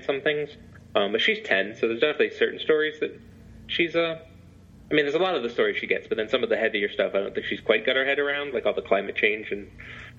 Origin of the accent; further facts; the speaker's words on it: England, United Kingdom; also born or lived in Scotland; now in United States; I was born in Scotland, but I grew up in England